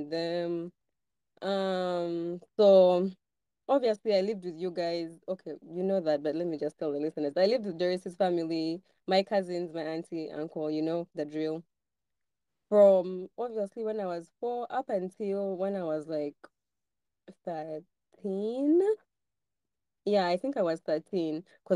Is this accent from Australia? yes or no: no; Kampala, Uganda; I was born in Kampala